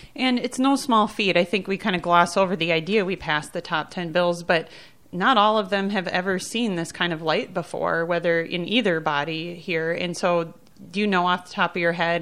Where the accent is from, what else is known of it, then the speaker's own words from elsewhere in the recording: Ortonville, Minnesota, United States; moved away; I graduated high school from Ortonville that has the best sunsets